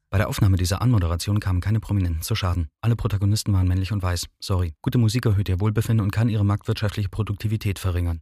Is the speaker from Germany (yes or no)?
yes; East Germany, Germany; als Ossi einen Text einzulesen, ist schon mal generell schwierig, ne? Wenn du so, wenn du schon einen gewissen Regulekt hast